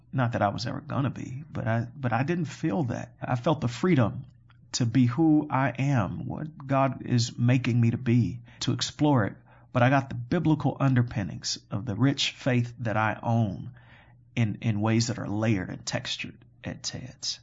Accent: Chicago, Illinois, United States; I am born and raised in Chicago on the far south side of Chicago

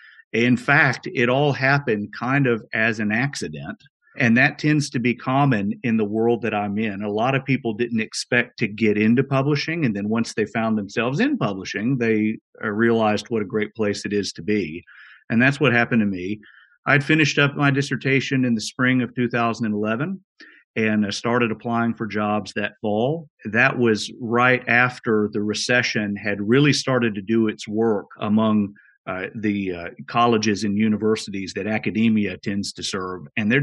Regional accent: Birmingham, Alabama, United States; moved away as an adult; also born or lived in Aberdeen, Scotland; I grew up in Birmingham, Alabama, as it happens, about 5 miles as the crow flies from where you all sit right now. I grew up in Bluff Park. I spent most of my childhood and early life, really most of my life in Birmingham.

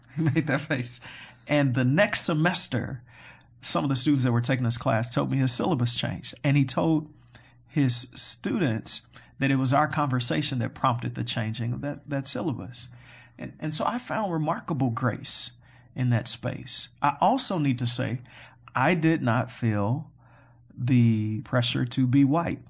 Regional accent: Chicago, Illinois, United States; I am born and raised in Chicago on the far south side of Chicago

